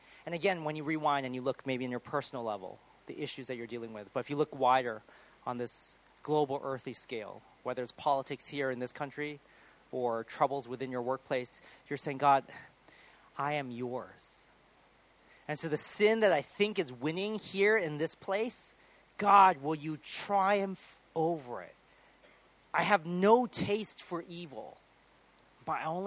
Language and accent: English; United States; moved away; I'm American still